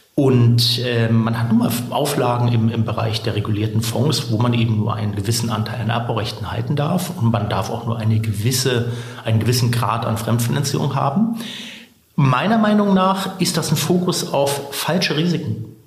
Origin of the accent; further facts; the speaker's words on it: Berlin, Germany; moved away as an adult; also born or lived in Sweden; Also ich komme ursprünglich tatsächlich aus dem guten alten Westberlin, bin äh, gebürtiger Schlottenburger und dann haben mich meine Eltern irgendwann äh, im zarten Alter von sechs Jahren nach Berlin-Spandau